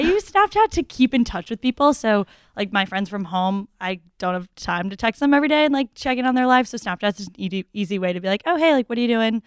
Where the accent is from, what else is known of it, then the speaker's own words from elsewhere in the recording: Newton, Massachusetts, United States; I'm from Newton, Massachusetts